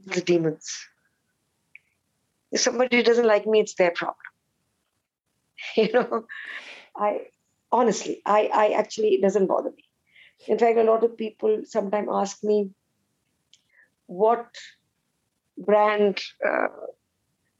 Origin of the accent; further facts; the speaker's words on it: India; I'm Indian, unfortunately, we didn't learn Sanskrit as a language.